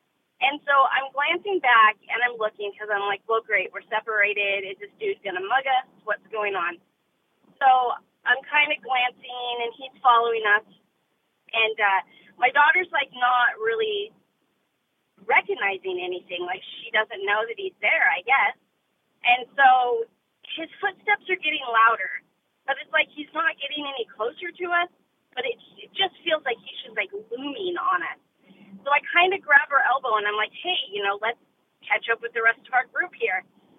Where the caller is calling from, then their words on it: Oregon, United States; I'm from Oregon.